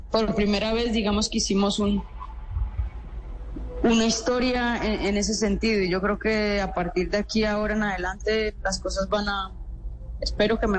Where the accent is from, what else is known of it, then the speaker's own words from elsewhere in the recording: Lorica, Córdoba, Colombia; en nuestro departamento y en, y en mi pueblo